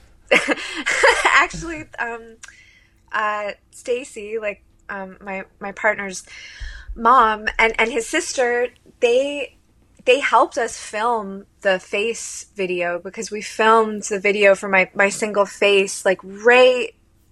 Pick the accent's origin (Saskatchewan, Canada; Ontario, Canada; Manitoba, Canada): Ontario, Canada; Hamilton; moved away as an adult; now in New York, United States; I moved to New York from Hamilton, 2017